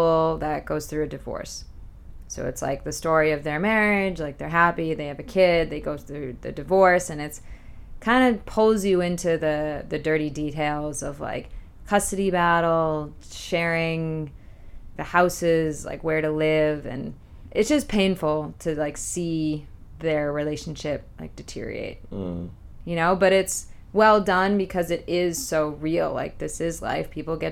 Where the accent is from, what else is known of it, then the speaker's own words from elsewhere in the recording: Boston, Massachusetts, United States; I'm from Boston